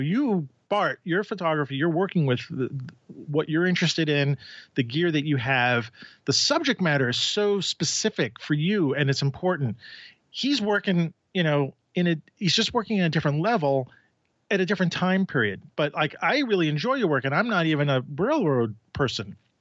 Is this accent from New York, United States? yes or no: yes; New York City, New York, United States